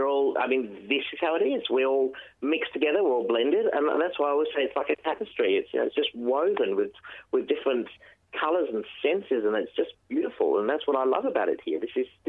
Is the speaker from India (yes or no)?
yes; India; This is how I am, and I'm Indian.